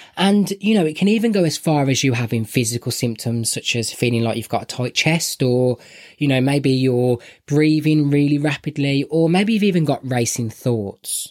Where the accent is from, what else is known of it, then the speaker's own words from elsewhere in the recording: Birmingham, West Midlands, United Kingdom; I'm from Birmingham and my accent is terrible.